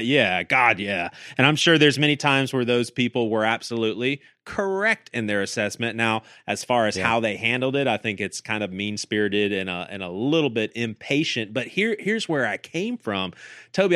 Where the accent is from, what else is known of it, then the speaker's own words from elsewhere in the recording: the South, United States; as a 15 year old kid, I was growing up in the South